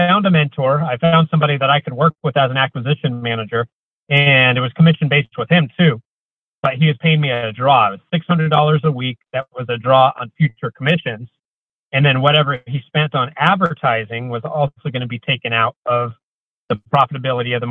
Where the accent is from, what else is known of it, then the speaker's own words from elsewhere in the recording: Coeur d'Alene, Idaho, United States; moved away; also born or lived in Portland, Oregon; I grew up in Coeur d'Alene, Idaho, but I moved over to Portland, Oregon